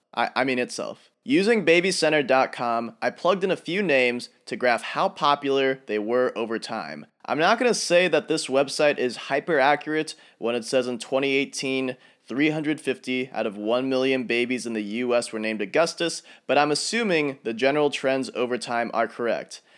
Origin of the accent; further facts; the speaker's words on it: Minnesota, United States; moved away; also born or lived in Kansas; Growing up in Minnesota and still having quite a few acquaintances there